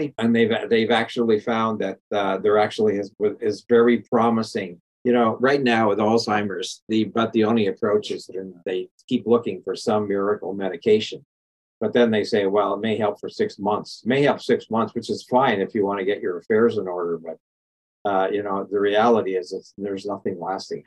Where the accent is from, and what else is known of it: Canada; born or raised there; now in United States